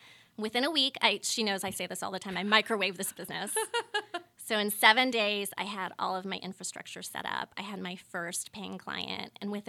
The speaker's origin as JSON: {"language": "English", "region": "California", "country": "United States", "said": "So juxtapose that backstory with like where I'm from. I'm from Northern California. I'm from wine country. So Sonoma County."}